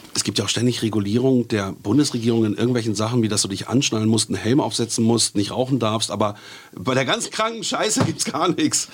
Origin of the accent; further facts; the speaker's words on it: Bielefeld, North Rhine-Westphalia, Germany; moved away; ich bin zwar aus Nordrhein-Westfalen äh, gebürtig, aus Bielefeld